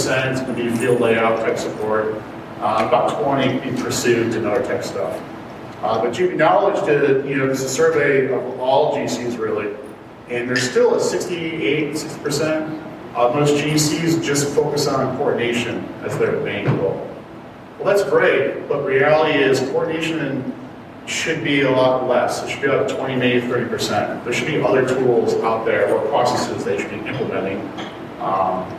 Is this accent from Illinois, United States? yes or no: yes; Chicago, Illinois, United States; moved away; I'm from Chicago originally